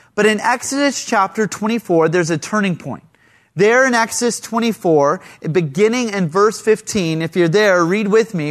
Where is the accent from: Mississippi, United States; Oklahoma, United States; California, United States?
California, United States; Central Coast; I'm from the Central Coast